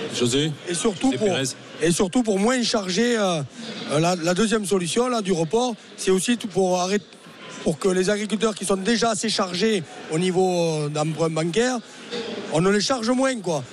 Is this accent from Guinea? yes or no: no; Lot-et-Garonne, Nouvelle-Aquitaine, France; chez nous à Lot-et-Garonne